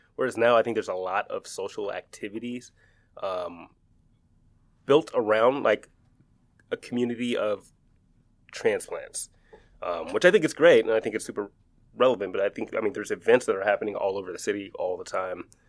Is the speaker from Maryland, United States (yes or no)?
no; Seattle, Washington, United States; born or raised there